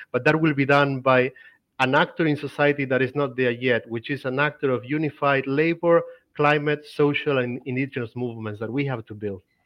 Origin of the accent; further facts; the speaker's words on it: Argentina; moved away as an adult; now in Europe; I've been in Europe for three years. Like I'm from Argentina